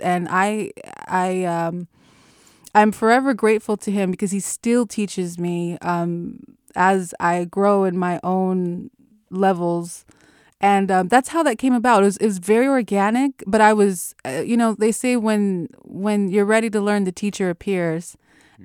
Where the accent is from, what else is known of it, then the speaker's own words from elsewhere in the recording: Los Angeles, California, United States; moved away as an adult; now in Oakland, United States; I moved from Los Angeles to uh, Oakland about six years ago because I uh, attended Mills College